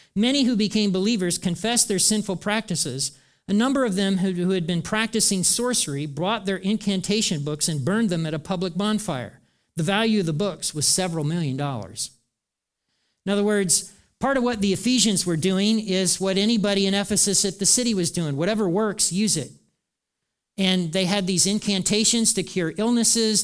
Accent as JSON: {"language": "English", "country": "United States", "said": "I'm an American too"}